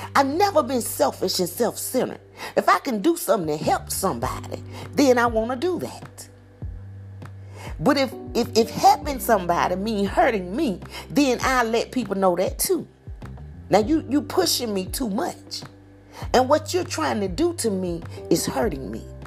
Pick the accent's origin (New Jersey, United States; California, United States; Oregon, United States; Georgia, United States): Georgia, United States; hometown near Macon; moved away as an adult; my hometown